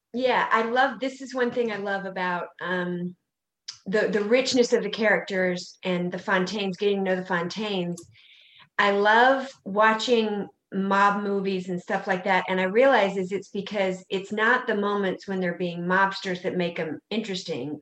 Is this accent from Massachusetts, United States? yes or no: no; South Carolina, United States; I'm from South Carolina